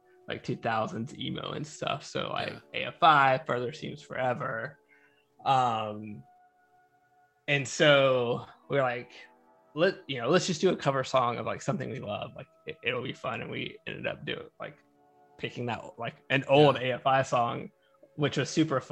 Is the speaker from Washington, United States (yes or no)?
no; North Carolina, United States; I grew up in North Carolina.